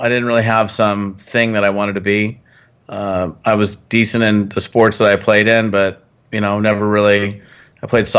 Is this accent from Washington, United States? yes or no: yes; Washington, United States; I was born up in Washington State in the Pacific Northwest